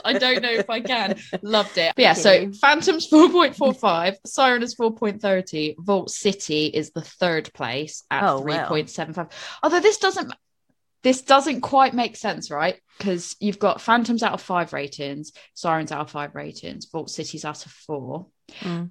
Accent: New England, United States; So it's like, you can tell I'm from New England.

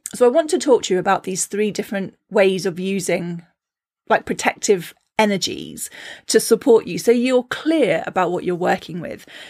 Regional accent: Cornwall, South West England, United Kingdom; moved away; growing up in Cornwall

